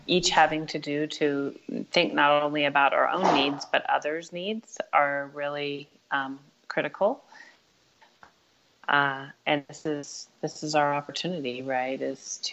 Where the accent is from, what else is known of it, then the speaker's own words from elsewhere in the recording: the American West, United States; I grew up in the American West, and it is part of my soul